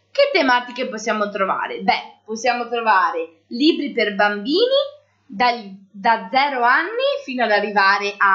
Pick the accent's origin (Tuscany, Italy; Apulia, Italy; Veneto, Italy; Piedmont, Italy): Veneto, Italy; Borgoricco; io invece vengo da Borgoricco Centro.